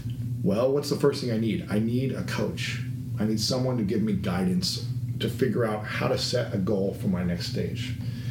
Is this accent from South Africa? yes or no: no; Delaware, Ohio, United States; Small town, Delaware, Ohio.